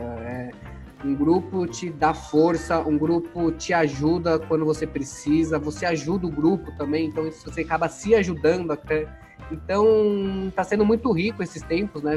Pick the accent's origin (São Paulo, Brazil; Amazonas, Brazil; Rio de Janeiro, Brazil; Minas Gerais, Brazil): São Paulo, Brazil; eu nasci em São Paulo, eu sou da Moca, sou paulista, minha infância foi bem tranquila